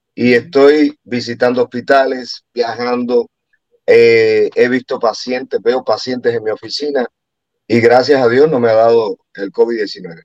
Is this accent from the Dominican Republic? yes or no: no; Cuba; moved away; yo vengo de un país donde existe eso, así que me ha tocado, aquellos que, no saben que soy cubano, ah, me ha tocado vivir una cosa así donde no tienes ah, la libertad